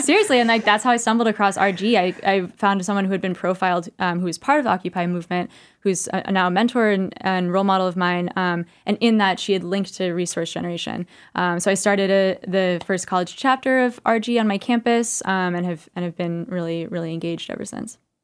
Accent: California, United States; now in New York, United States; I'm from California originally

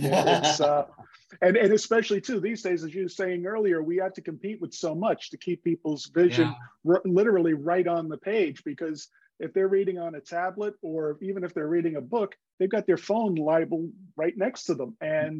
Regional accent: Bronx, New York, United States; I'm not a rancher. I grew up in the Bronx. That's where I got this French accent from.

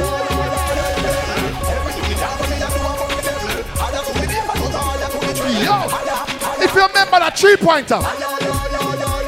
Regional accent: Kingston, Jamaica; I am from Kingston, Jamaica

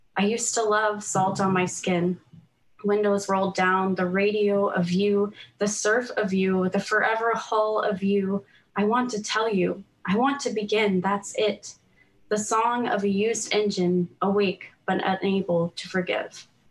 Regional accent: United States; now in Canada; I'm American I grew up there but now I live in Canada

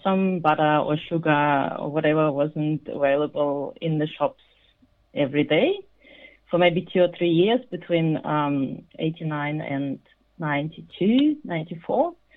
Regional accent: Kazakhstan; I was born in Kazakhstan, which was part of Soviet Union, I was only eight, so I experienced that crisis

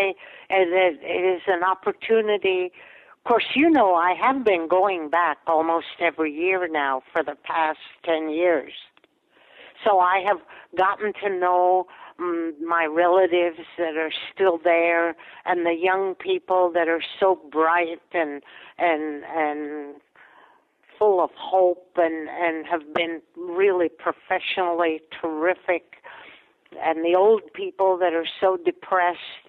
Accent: Latvia; first language Latvian; English is a second language; moved away; it was a place where I was born

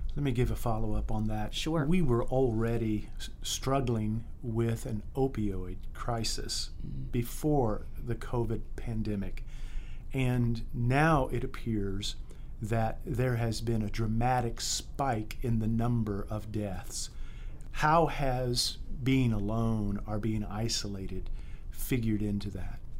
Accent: United States; I'm an American. I am a proud American, glad to be an American

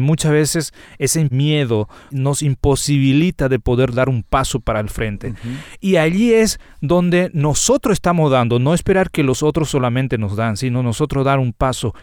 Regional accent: Paraguayan Chaco, Paraguay; Particularmente nací y crecí eh, en el Chaco paraguayo

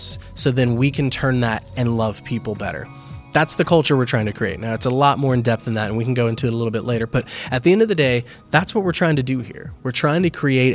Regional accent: Lakeland, Florida, United States; moved away as an adult; now in New Port Richey, United States; we are mostly from Lakeland

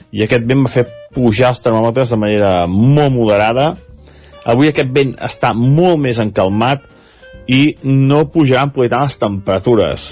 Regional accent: Sant Feliu de Codines, Catalonia, Spain; la plaça de Sant Feliu Codines, que, que és el meu poble

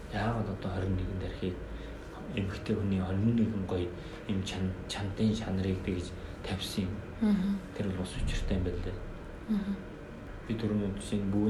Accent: Mongolia; бид бол Монгол хүн гэдгийг мартаж болохгүй.

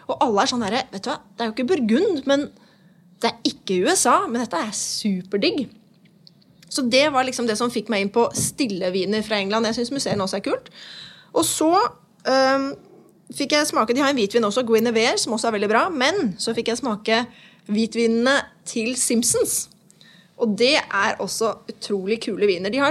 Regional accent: Nesodden, Akershus, Norway; Jeg vil også presisere at jeg er også fra Nesodden.

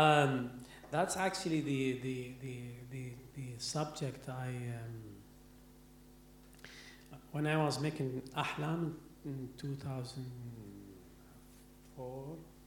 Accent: Baghdad, Baghdad Governorate, Iraq; English is a second language; moved away as an adult; I'm Arabic from Baghdad

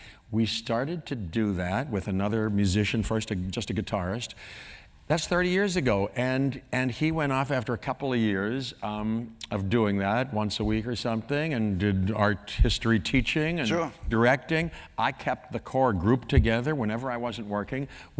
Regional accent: Pittsburgh, Pennsylvania, United States; moved away; I grew up in Pittsburgh

